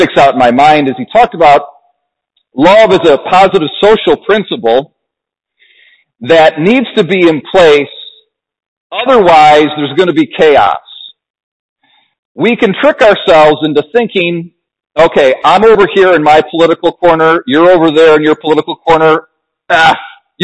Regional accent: United States; we as Americans

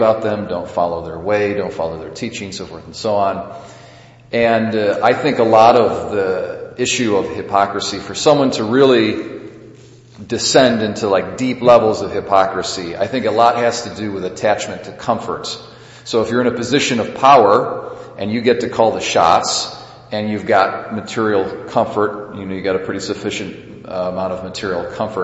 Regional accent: United States; we as American Catholics

